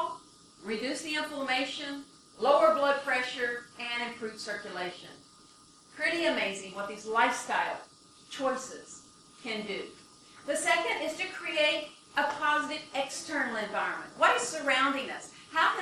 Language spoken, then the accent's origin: English; Michigan, United States; I'm from Michigan